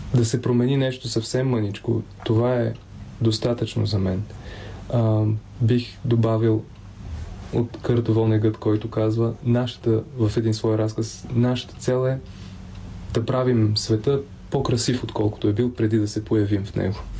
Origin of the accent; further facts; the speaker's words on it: Pazardzhik, Pazardzhik Province, Bulgaria; also born or lived in Simeonovets, western Rhodopes; Аз съм роден в Пазарджик, но първите си години, да не кажа почти до учи, докато не тръгнах на училище, съм прекарал на село, което е едно малко село между Септември и Велинград в западните Родопи, казва се Симеоновец.